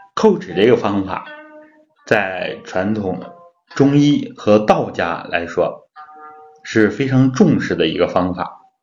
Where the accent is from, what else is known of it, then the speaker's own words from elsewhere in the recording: China; 我们中国人呢有牙病的人很多啊